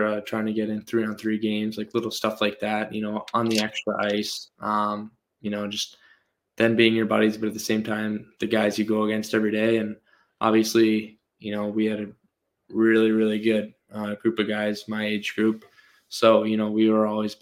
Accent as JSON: {"language": "English", "town": "Morristown", "region": "New Jersey", "country": "United States", "tie": "born or raised there", "moved": "yes", "lives_now": "Minnesota, United States", "said": "I grew up in New Jersey"}